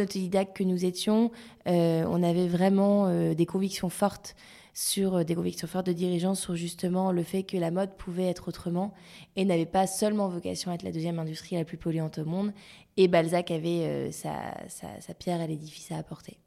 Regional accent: Lille, Hauts-de-France, France; now in Paris, France; je suis lilloise d'origine

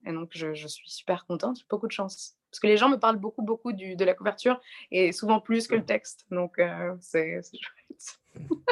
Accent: Nice, Provence-Alpes-Côte d'Azur, France; je suis née à Nice et que je trouve que c'est une, c'est une très très jolie ville

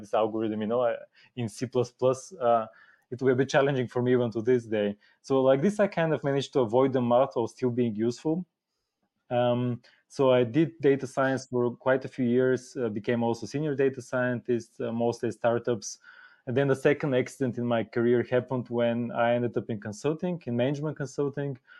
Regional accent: Bulgaria; moved away as an adult; now in Germany; I'm originally from Bulgaria. Have, have lived in Germany for quite a long time now. Came to study in Germany and stayed

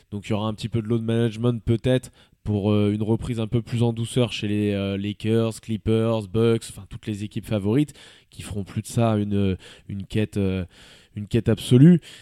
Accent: Switzerland; chez nous en Suisse

